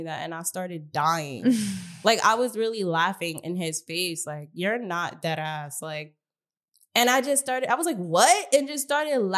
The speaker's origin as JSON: {"language": "English", "region": "New York", "country": "United States", "said": "I'm from New York"}